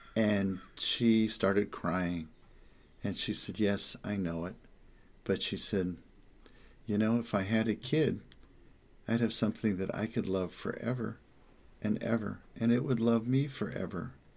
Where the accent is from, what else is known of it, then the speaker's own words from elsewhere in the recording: the Jersey Shore, New Jersey, United States; also born or lived in New York; now in Los Angeles, United States; I come from New York and New Jersey, the Jersey Shore